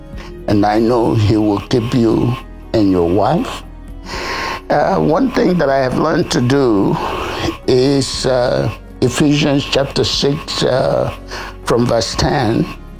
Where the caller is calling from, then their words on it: South Sudan; I'm calling in from South Sudan. And we are enjoying our rainy season and humid weather.